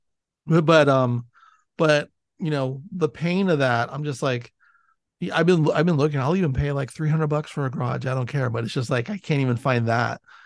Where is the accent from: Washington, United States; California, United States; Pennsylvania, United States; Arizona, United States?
California, United States; Millbrae; me growing up in Millbrae, I grew up near Candle